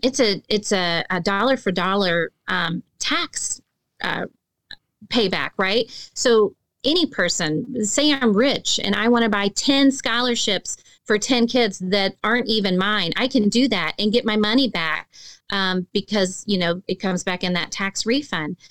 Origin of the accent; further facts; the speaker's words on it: Arkansas, United States; I'm from Arkansas